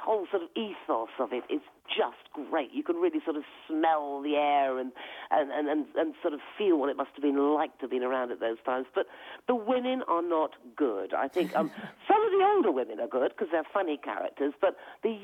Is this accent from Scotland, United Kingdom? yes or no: no; Devon, South West England, United Kingdom; accent: West Country; moved away; I come from Devon originally.